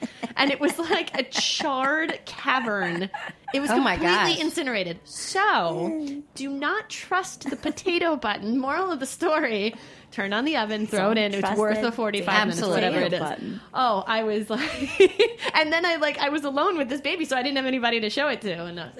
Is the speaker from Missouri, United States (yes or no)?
no; New York, United States; And I'm like, nope, born, bred New Yorker.